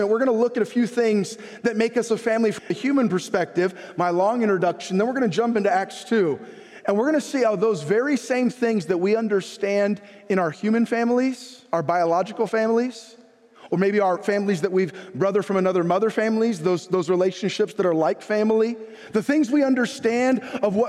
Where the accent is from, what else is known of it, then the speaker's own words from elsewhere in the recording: San Jose, California, United States; I was born in San Jose, California, Good Samaritan Hospital